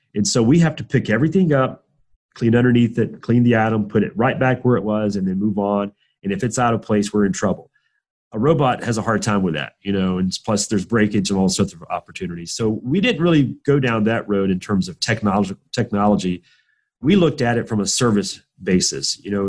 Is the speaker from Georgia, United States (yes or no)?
yes; Southwest Georgia, United States; I'm from Southwest Georgia, which is uh, probably very foreign to you, but it's just trust me, it's in the middle of nowhere. It's uh, super southern, very rural